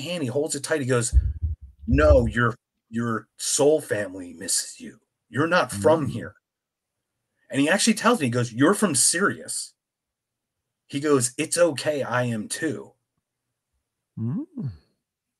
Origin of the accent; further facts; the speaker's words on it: Philadelphia, Pennsylvania, United States; now in Phoenix, United States; I'm from Philadelphia. I live in Phoenix, pretty far away.